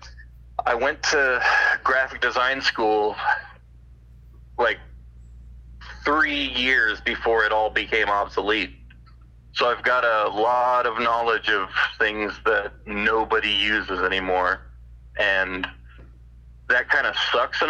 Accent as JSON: {"language": "English", "region": "California", "country": "United States", "tie": "born or raised there", "moved": "yes", "lives_now": "Arizona, United States", "said": "I was born in California and lived there for many years, and every time I go back, I feel like I'm home"}